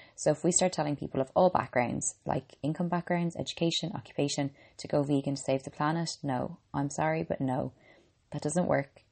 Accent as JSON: {"language": "English", "country": "Ireland", "said": "I'm an Irish girl and a qualified medical doctor."}